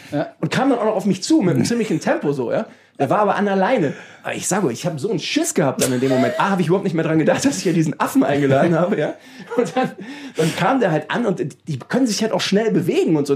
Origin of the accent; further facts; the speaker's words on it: Düsseldorf, North Rhine-Westphalia, Germany; in meiner Heimatstadt Düsseldorf